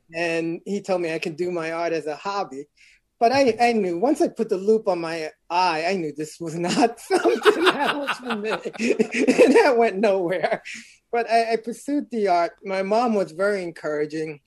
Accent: New York City, New York, United States; I'm originally from Brooklyn, New York, born in Bedford Stuyvesant.

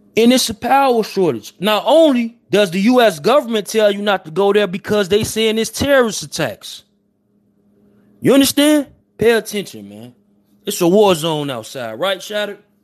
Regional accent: Chicago, Illinois, United States; I'm from Chicago. 79th and Phillips, 79th and Yates. I'm from Ted Town.

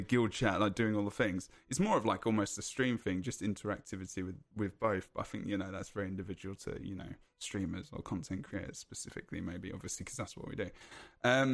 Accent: United Kingdom; I'm British

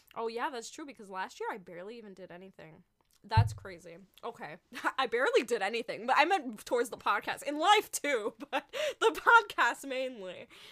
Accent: New York, United States; moved away as an adult; now in Los Angeles, United States; I'm not in New York. I'm in L A now, but I'm originally from New York.

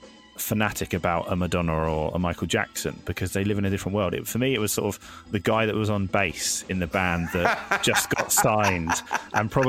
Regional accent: Isle of Wight, South East England, United Kingdom; I was born on the Isle of Wight

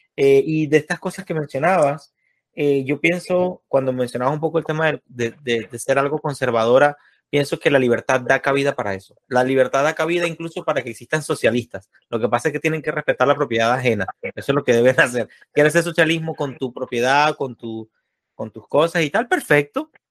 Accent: Venezuela; un amiguito mío de infancia, de niño, de jugar pelota y eso, ya en, Venezuela, soy de Venezuela

